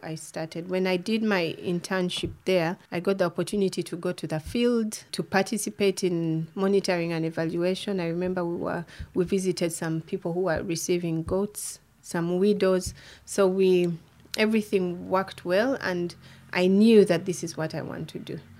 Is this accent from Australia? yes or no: no; Kampala, Central Region, Uganda; moved away as an adult; now in Canada; I'm from Uganda, born and raised in Kampala, the capital